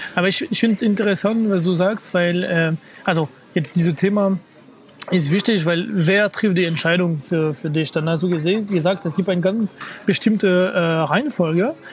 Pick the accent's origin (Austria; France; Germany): France; moved away; meiner Heimatstadt